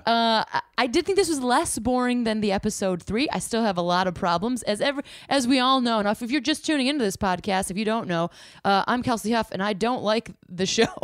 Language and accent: English; Illinois, United States; also born or lived in Chicago; I was raised in Illinois